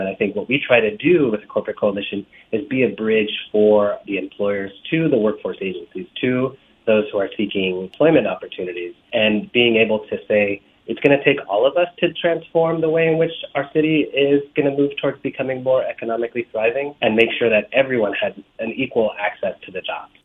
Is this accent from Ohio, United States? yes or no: no; Los Angeles, California, United States; moved away as an adult; now in Chicago, United States; I'm originally from Los Angeles. I grew up in the 80s and 90s, where uh, Los Angeles has faced a tremendous amount of both community violence, gang violence, and growing up in that context